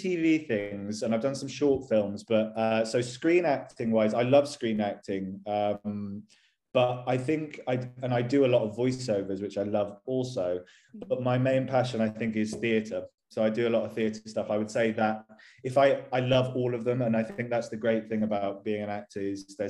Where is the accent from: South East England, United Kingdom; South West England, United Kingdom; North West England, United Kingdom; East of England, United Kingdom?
South West England, United Kingdom; Bristol; moved away as an adult; also born or lived in London; now in Guildford, United Kingdom; I'm originally from a place called Bristol, which is on the west coast of England. I moved to London when I was 18